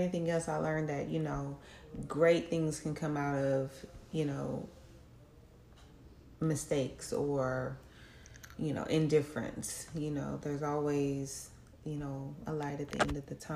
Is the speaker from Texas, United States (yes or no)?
yes; Texas, United States; moved away as an adult; also born or lived in California; I was born and raised in Texas